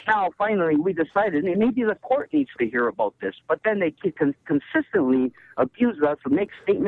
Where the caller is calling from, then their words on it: Toronto, Ontario, Canada; I'm calling from Toronto